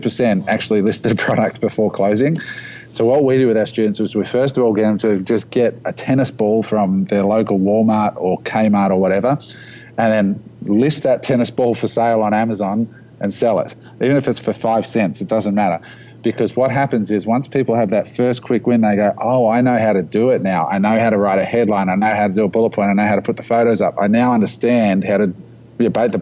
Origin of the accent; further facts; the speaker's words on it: Australia; we live in this little country down under of 25 million people